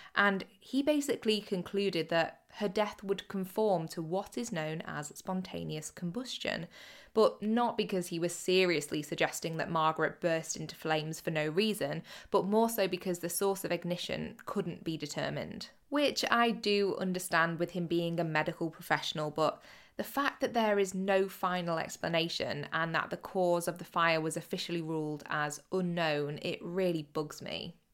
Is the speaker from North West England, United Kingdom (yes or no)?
yes; Cheshire and Greater Manchester, North West England, United Kingdom; I grew up in Cheshire and Greater Manchester